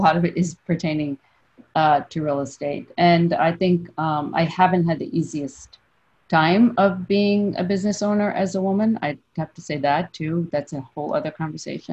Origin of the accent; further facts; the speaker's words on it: New York City, New York, United States; also born or lived in San Francisco; I'm from Brooklyn, I'm from New York. So I've been here almost my entire life